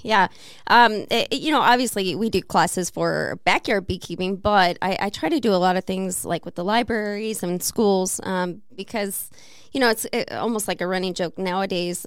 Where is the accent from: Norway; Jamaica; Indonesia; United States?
United States; Missouri; now in Peoria, United States; I am from Missouri